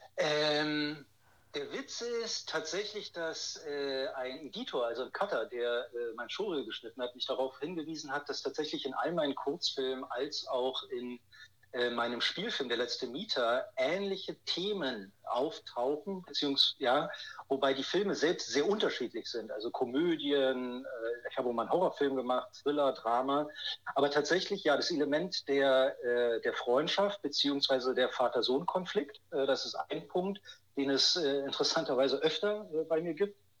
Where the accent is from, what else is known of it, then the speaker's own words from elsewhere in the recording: Berlin, Germany; moved away as an adult; also born or lived in Ludwigsburg; gehöre also zu den Berlinern, bin geborener Berliner